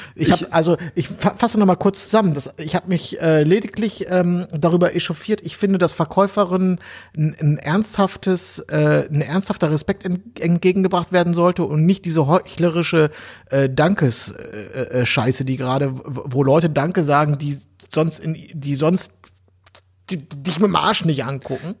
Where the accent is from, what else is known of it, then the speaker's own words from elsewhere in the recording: Berlin, Germany; wir als Berliner